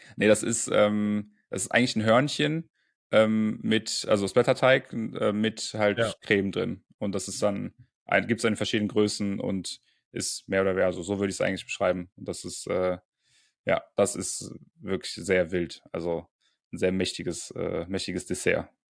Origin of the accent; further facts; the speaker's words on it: Bonn, North Rhine-Westphalia, Germany; moved away; Bonn, meine alte Heimat